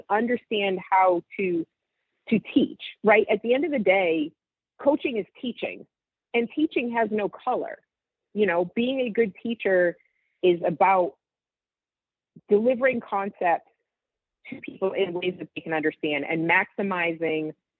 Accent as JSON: {"language": "English", "region": "New England", "country": "United States", "tie": "born or raised there", "said": "I grew up in New England."}